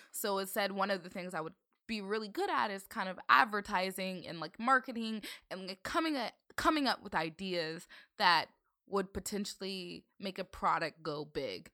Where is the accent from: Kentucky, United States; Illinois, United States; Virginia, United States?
Virginia, United States; Northern; growing up in Virginia